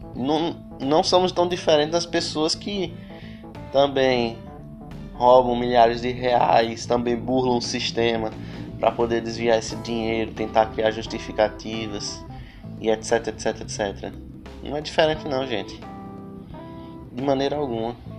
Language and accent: Portuguese; Brazil; nós também somos brasileiros